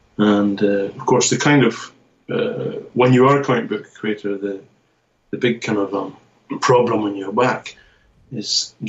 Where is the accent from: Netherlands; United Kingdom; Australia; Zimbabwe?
United Kingdom; Scotland; now in Japan; But I'm from the Scottish part of it. And but I'm here in Japan now, so I kind of move between the UK and Japan.